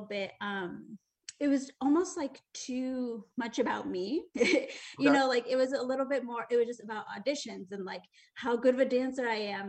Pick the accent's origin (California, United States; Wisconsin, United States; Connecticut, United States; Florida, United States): Connecticut, United States; moved away as an adult; now in New York City, United States; I grew up in Connecticut